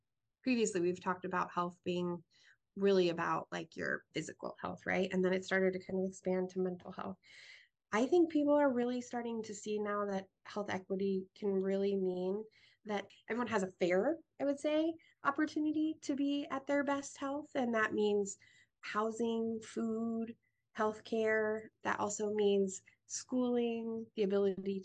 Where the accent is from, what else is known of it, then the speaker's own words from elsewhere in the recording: Greeley, Colorado, United States; moved away as an adult; also born or lived in Ripon, Wisconsin / Washington, District of Columbia, United States / Mongolia / Syracuse; now in Iowa City, United States; I'm originally from Greeley, Colorado, and I was raised in a town probably the size of Iowa City, Coralville combined